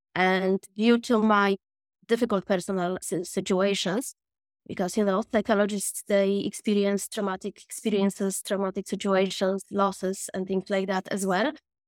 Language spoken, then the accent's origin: English; Poland; moved away as an adult; also born or lived in Dublin, Ireland; now in Cork, Ireland; I am from Poland originally, and after I graduated from my university, me and my friends, we just had the spontaneous decision just to, you know, to Ireland